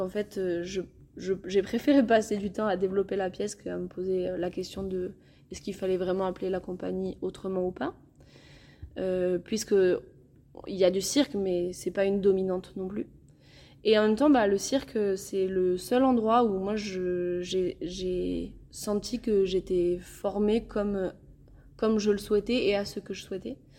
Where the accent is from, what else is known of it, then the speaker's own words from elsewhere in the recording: Viscos, Occitania, France; je suis originaire de Viscos